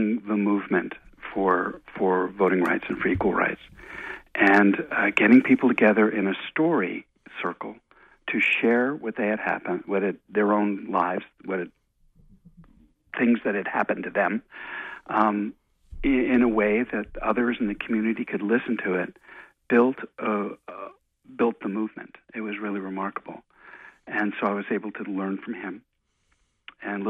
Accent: outside New York, United States; moved away as an adult; also born or lived in Chicago; I grew up outside New York and went to school in Chicago

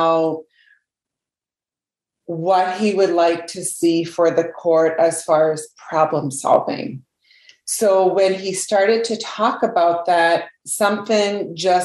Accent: Canada; now in Indian Island, United States; I was born in Canada

